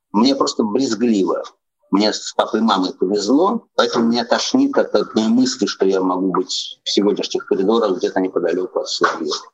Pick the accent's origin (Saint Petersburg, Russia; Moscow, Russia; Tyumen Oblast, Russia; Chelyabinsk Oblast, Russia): Moscow, Russia; мой дом в Москве, в Сокольниках. Я мальчик с чистых прудов, живу в Сокольниках, я москвич. Мой дом там.